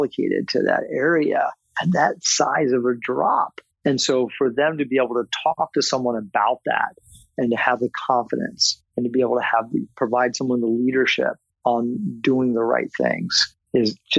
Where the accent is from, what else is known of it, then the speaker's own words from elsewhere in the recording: Northern Virginia, United States; also born or lived in Florida; I grew up in Virginia, Northern Virginia